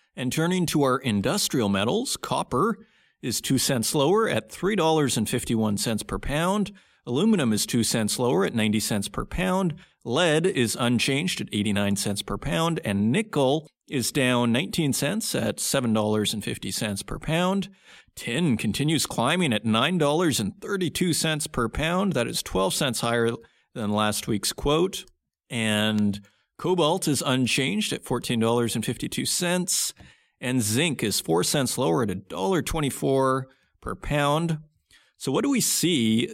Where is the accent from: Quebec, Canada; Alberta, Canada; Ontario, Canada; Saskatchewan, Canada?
Saskatchewan, Canada; I'm from Saskatchewan